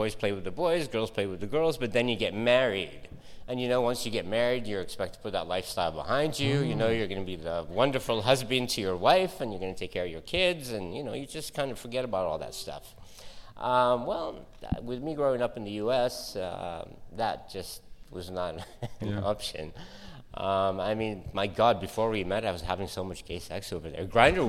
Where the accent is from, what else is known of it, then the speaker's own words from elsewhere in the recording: San Francisco, California, United States; moved away as an adult; also born or lived in Saudi Arabia; now in Australia; So I grew up in the States for the most part. You could probably hear it in my voice, well, my accent. So when I arrived in Saudi, I was 30 years old. I had grown up in San Francisco